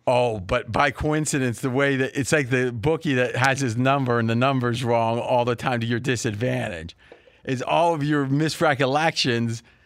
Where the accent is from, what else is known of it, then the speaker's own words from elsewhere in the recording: Bellaire, Ohio, United States; moved away as an adult; now in Las Vegas, United States; we only moved once as a kid. I was four years old. We moved from Belair, which is Joey Galloway's hometown, which was, you know, a couple miles away.